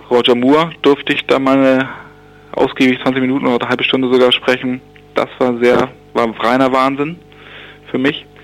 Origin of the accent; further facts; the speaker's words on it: Bassum, Lower Saxony, Germany; Ich komme aus Niedersachsen, kleiner Ort, der heißt Bassum.